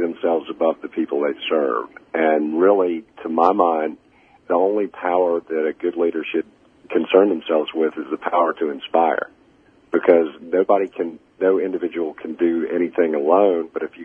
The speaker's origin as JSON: {"language": "English", "town": "Augusta", "region": "Georgia", "country": "United States", "tie": "born or raised there", "also_born_or_lived": "Montreal, Canada", "said": "I was born in Montreal and moved to Augusta when I was 4 years old, a painfully shy kid with a thick Canadian accent, dropped off at the middle of the deep south"}